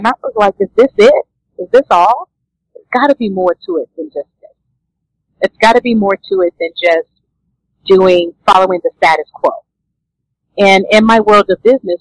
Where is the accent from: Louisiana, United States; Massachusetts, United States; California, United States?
Louisiana, United States; I was born and raised in Louisiana